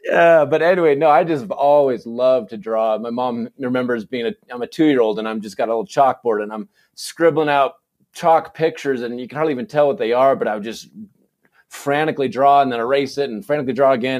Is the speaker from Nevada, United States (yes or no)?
no; Saratoga, California, United States; moved away as an adult; also born or lived in Provo, Utah; now in Snowflake, United States; I was born and raised in, uh, in California, in the Bay Area